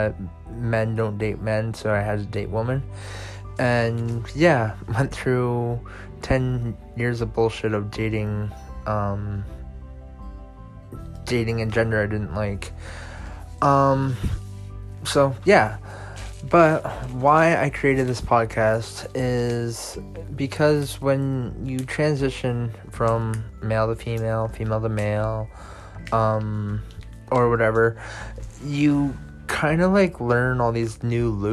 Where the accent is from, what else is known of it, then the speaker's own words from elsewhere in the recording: near Toronto, Ontario, Canada; I am from Canada, near Toronto.